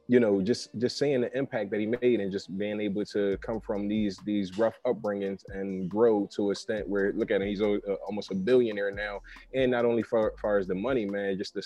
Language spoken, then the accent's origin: English; Philadelphia, Pennsylvania, United States; I'm from Philly